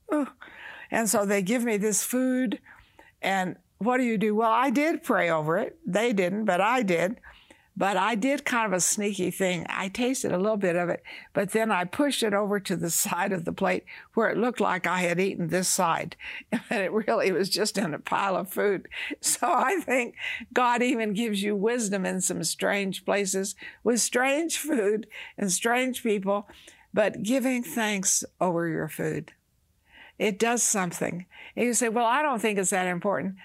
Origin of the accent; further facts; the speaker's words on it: the South, United States; I was raised in the South, you know, we fried chicken.